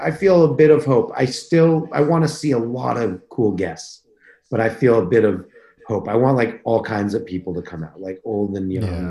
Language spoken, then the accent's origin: English; Canada; we're both homeless, like, and we're both Canadian, and we're both black.